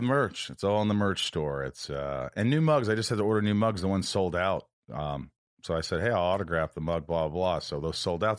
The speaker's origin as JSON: {"language": "English", "region": "Indiana", "country": "United States", "tie": "born or raised there", "moved": "yes", "lives_now": "California, United States", "said": "I grew up in Indiana"}